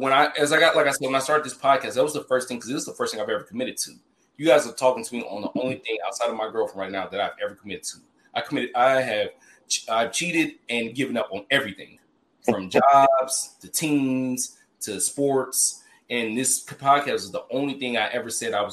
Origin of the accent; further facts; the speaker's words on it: Memphis, Tennessee, United States; I'm from Memphis